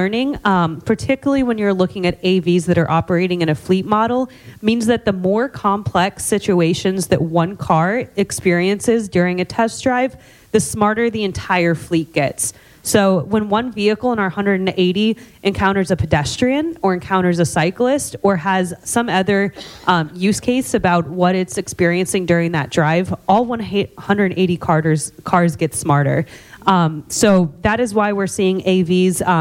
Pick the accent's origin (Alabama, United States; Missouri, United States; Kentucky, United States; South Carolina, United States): Missouri, United States; Cape Girardeau; my hometown in Cape Girardeau, Missouri